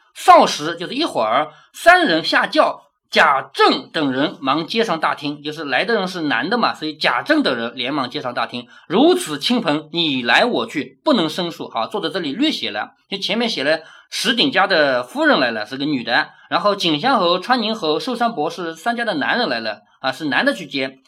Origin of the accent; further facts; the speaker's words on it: China; 而我们中国人根本就不理解这一套